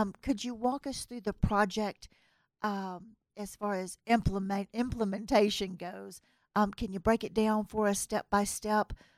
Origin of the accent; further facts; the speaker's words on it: US South, United States; accent: Southern; now in Reno, United States; my accent is, uh, of a Southern accent and, uh, U S Southern